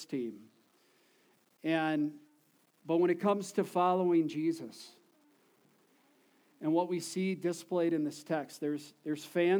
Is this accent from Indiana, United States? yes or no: no; Texas, United States; We're from Texas